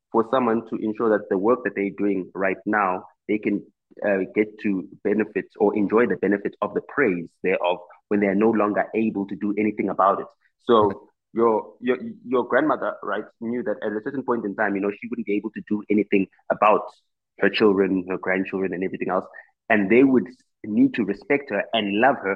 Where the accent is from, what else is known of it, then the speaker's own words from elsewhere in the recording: South Africa; first language Xitsonga; English is a second language; I am not fluent in my mother tongue, which is Xitsonga